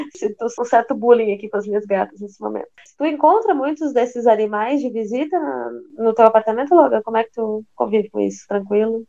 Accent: Rio Grande, Rio Grande do Sul, Brazil; moved away as an adult; also born or lived in Porto Alegre; now in Curitiba, Brazil; eu saí de Rio Grande, que é a cidade onde eu nasci, a cidade portuária onde eu nasci

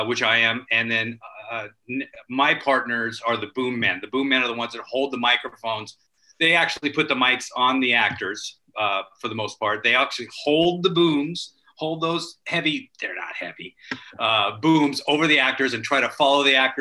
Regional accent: Culver City, California, United States; I grew up in Culver City, right across from MGM.

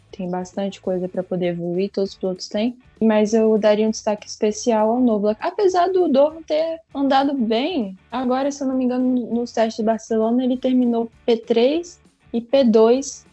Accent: Brazil; eu sou brasileira

